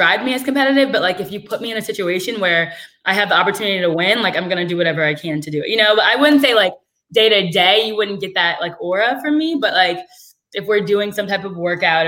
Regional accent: Canton, Ohio, United States; moved away as an adult; now in New York City, United States; I'm from Canton, Ohio, which is like an hour south of Cleveland

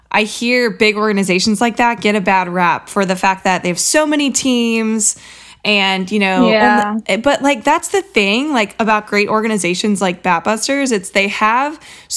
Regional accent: Fort Wayne, Indiana, United States; I'm from Fort Wayne, Indiana

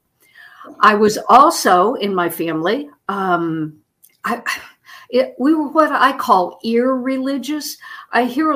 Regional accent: Oklahoma City, Oklahoma, United States; moved away; also born or lived in Florida; I was born in Oklahoma City

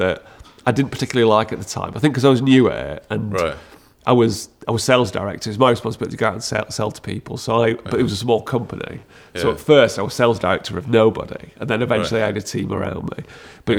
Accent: Sheffield, Yorkshire and the Humber, United Kingdom; moved away as an adult; also born or lived in North Wales; growing up in Sheffield

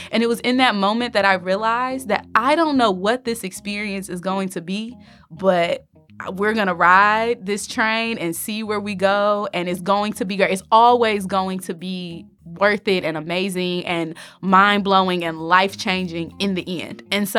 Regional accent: Detroit, Michigan, United States; I am originally from Detroit, Michigan.

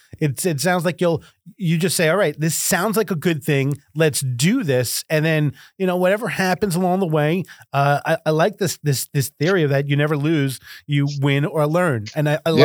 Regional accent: New York, United States; I'm from New York

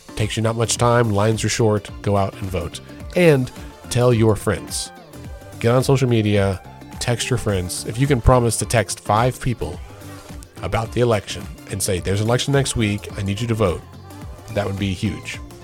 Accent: Oklahoma, United States; we are proud to say we're from Oklahoma

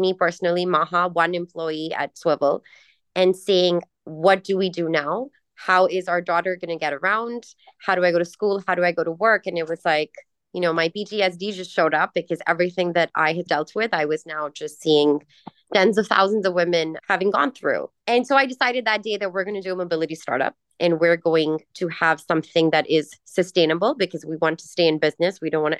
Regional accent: Karachi, Sindh, Pakistan; also born or lived in Los Angeles, United States; I'm born in Pakistan. I'm raised between Pakistan and Southern California, more specifically in the suburbs of LA and Karachi, two places that I grew up seeing

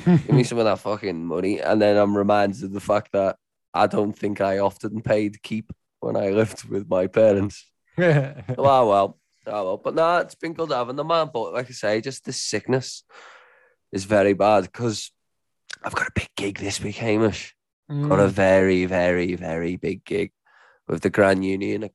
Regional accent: England, United Kingdom; now in Australia; being a pommy, for me being an Englishman

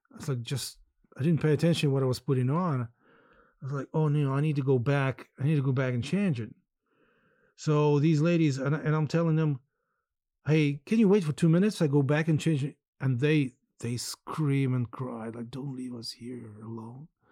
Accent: Skadovsk, Kherson Oblast, Ukraine; moved away; I really thought that I would probably spend my final years here as well in Skadovsk and the south of Kherson on the Black Sea coast

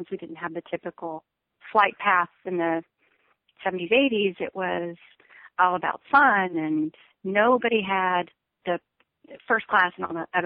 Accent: Texas, United States; I grew up I grew up in West Texas and that's that's what I thought.

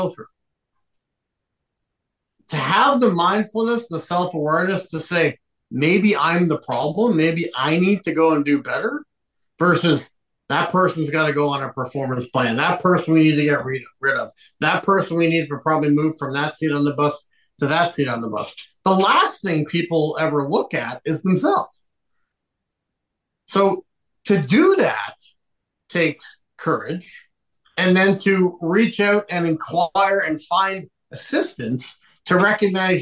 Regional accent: Liverpool, North West England, United Kingdom; moved away; I'm originally from Liverpool, England

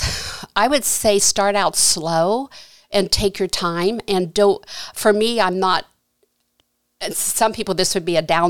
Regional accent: Janaton, Ohio, United States; I grew up in Janaton my whole life there

